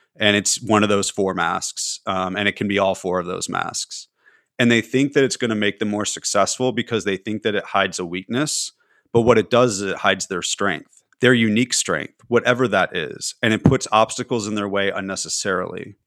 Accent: California, United States; moved away; also born or lived in Tennessee; being a Californian

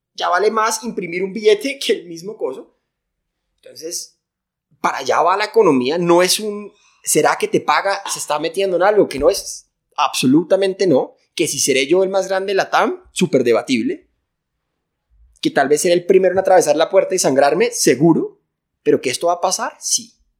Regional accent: Colombia; soy de Colombia

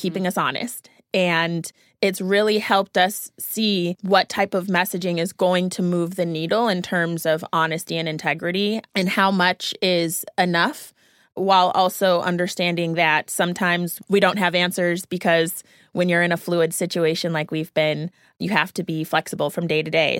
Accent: Naperville, Illinois, United States; I'm from the Chicago area, so watching the Bowles Dynasty and also from Naperville specifically, so watching Candace Parker growing up

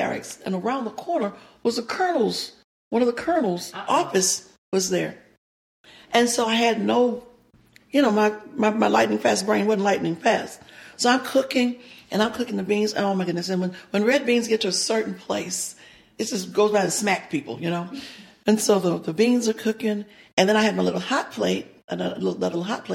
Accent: Louisiana, United States; moved away as an adult; now in Nashville, United States; I'm from Louisiana.

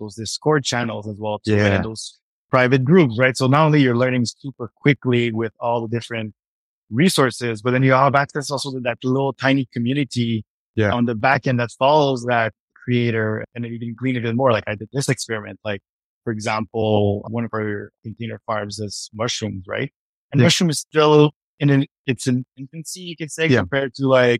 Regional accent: Montreal, Quebec, Canada; moved away as an adult; now in Vancouver, Canada; I grew up in Montreal

